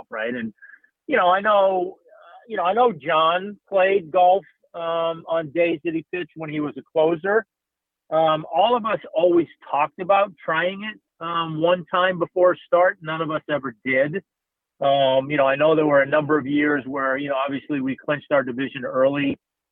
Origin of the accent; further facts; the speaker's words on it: Boston, Massachusetts, United States; moved away; my friends that I grew up with back in Boston